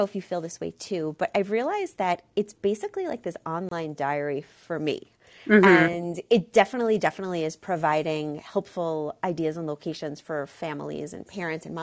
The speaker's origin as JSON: {"language": "English", "area": "Long Island", "region": "New York", "country": "United States", "tie": "born or raised there", "said": "I, in fact, now live in the town where I grew up"}